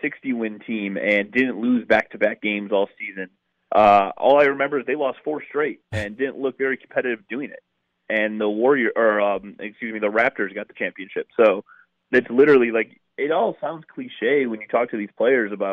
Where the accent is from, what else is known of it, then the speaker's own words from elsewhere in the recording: Milwaukee, Wisconsin, United States; I'm from the South Side. I grew up over here where I grew up around more Cubs fans than Brewers fans